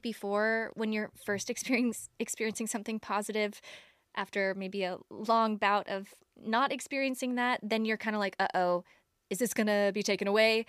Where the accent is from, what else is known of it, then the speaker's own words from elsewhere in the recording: Toledo, Ohio, United States; I'm from Toledo, Ohio